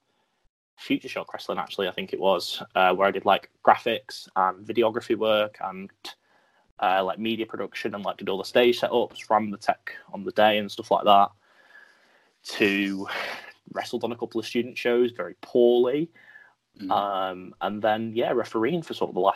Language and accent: English; Merseyside, North West England, United Kingdom; also born or lived in Lancashire / Brighton; I was born in Merseyside, lived there for about 10 years. Moved to Lancashire